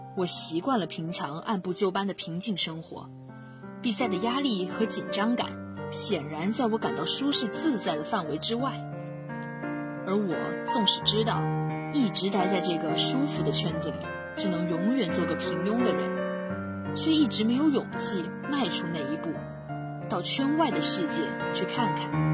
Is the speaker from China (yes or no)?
yes; Quanzhou, Fujian, China; moved away as an adult; now in Nanjing, China; 来自福建泉州。我在南京大学 距离我的家乡一千零七十四公里